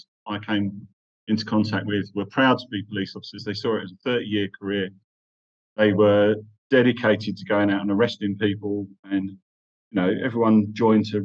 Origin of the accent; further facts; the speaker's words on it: London, United Kingdom; first language English; moved away as an adult; now in Qatar; Yeah, I'm from Ilford originally. So north, east London.